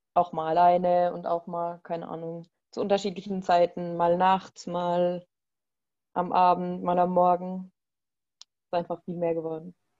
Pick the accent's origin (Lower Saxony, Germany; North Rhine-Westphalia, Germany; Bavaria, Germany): Bavaria, Germany; ich komme aus Bayern